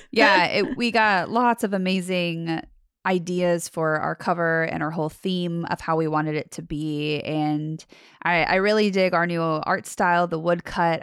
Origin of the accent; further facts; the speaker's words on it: Las Vegas, Nevada, United States; moved away; I'm from Las Vegas, and so my mom currently still lives in Las Vegas